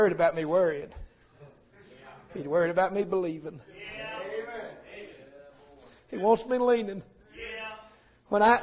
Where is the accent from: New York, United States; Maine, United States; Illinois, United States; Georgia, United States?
Georgia, United States; Tunnel Hill; I'm from Tunnel Hill, Georgia